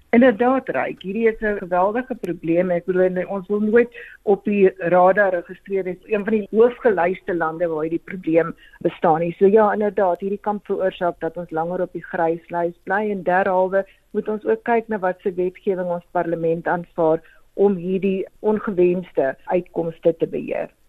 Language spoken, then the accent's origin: Afrikaans; South Africa